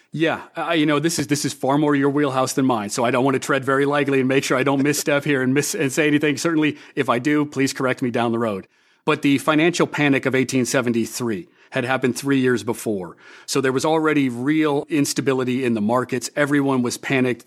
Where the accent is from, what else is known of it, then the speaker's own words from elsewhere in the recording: Des Moines, Iowa, United States; moved away as an adult; also born or lived in Hollywood; as a kid growing up in Des Moines